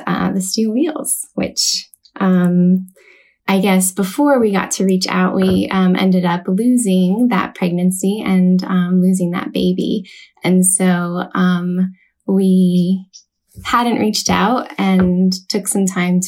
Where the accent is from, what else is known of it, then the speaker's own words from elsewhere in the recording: California, United States; moved away as an adult; now in Seattle, United States; I am originally from California, currently living in Seattle, Washington